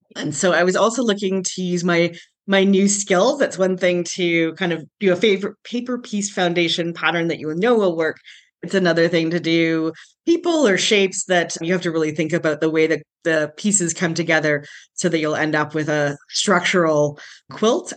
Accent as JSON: {"language": "English", "town": "Calgary", "region": "Alberta", "country": "Canada", "tie": "born or raised there", "also_born_or_lived": "Cayman Islands", "said": "I was born and raised in Calgary"}